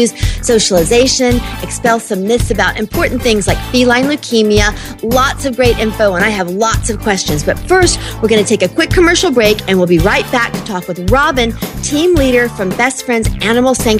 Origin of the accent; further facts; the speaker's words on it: Jacksonville, Florida, United States; I grew up in Jacksonville, Florida.